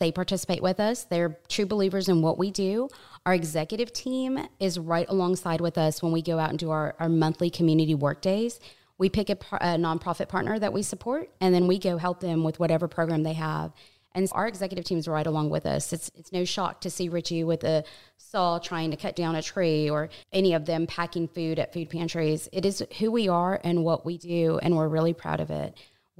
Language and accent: English; New Braunfels, Texas, United States; I'm from New Braunfels, and it just continues to grow.